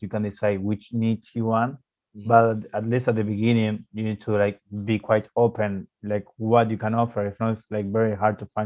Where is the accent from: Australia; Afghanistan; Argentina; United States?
Argentina; moved away as an adult; in my city, in my hometown city. So I have or used to have an agency in Argentina